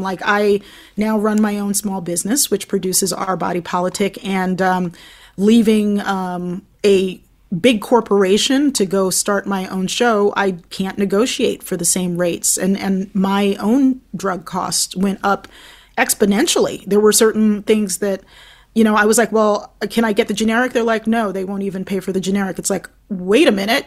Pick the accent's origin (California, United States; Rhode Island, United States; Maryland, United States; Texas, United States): Maryland, United States; Baltimore; now in Brooklyn, New York, United States; my hometown